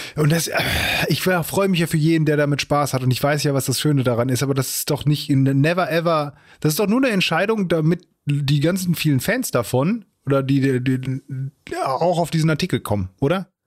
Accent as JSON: {"language": "German", "country": "Germany", "said": "als, als Deutscher"}